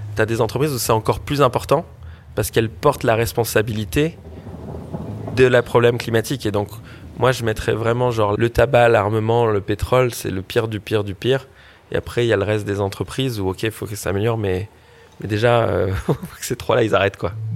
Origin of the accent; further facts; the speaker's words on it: French Polynesia; now in Paris, France; en grandissant à Tahiti